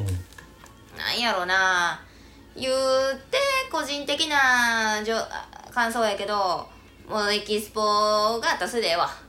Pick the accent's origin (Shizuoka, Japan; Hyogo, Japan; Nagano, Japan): Hyogo, Japan; 私の地元